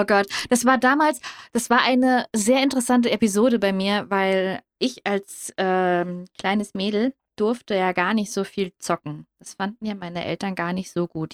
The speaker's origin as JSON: {"language": "German", "region": "Hesse", "country": "Germany", "said": "ich komme aus Hessen"}